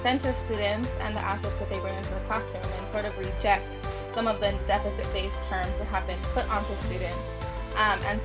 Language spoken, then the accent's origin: English; Texas, United States; my home state of Texas